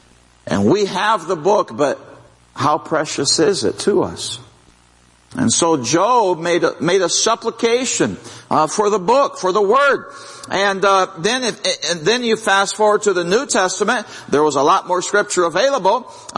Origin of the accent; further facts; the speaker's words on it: Brazil; Well, I grew up in Brazil, and they eat rice and beans every day.